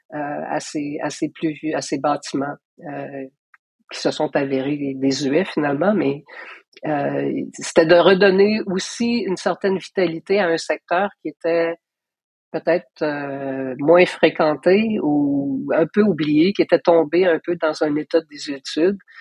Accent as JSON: {"language": "French", "town": "Gatineau", "region": "Quebec", "country": "Canada", "tie": "born or raised there", "also_born_or_lived": "Paris, France", "said": "j'ai grandi à Hall"}